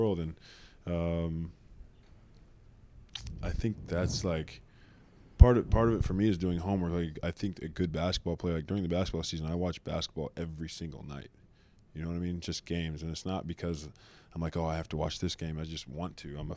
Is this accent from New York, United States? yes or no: no; Oklahoma, United States; moved away as an adult; also born or lived in Los Angeles / Michigan; now in Detroit, United States; I grew up in Oklahoma I lived there for 19 years.